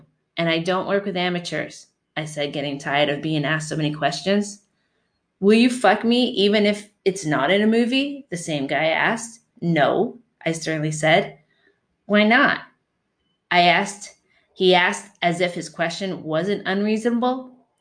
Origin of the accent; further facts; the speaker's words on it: Canada; also born or lived in Windsor, Ontario; I'm from Canada.